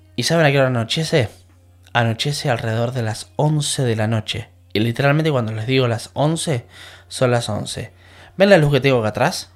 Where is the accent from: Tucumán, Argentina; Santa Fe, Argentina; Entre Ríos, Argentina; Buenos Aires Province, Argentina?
Buenos Aires Province, Argentina; La Plata; moved away as an adult; now in England, United Kingdom; en Argentina, yo soy de La Plata